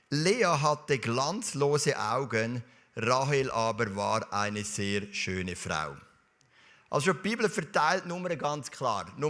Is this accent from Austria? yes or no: no; Zurich, Switzerland; in dieser Kille, wo ich aufgewachsen bin, sind wir oft am Sonntag nach dem Gottesdienst, sind so 15, 20 junge Leute, wir hatten eine grosse Jugendgruppe, gehabt, sind wir zusammen essen und nachher sind wir shooten. In Knonau, Säule am Kanton Zürich